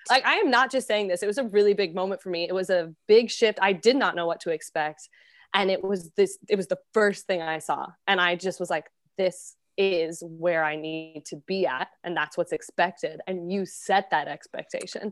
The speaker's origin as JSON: {"language": "English", "region": "Colorado", "country": "United States", "moved": "yes", "lives_now": "New York City, United States", "said": "I'm from the States, originally from Colorado, and now I am based in New York City."}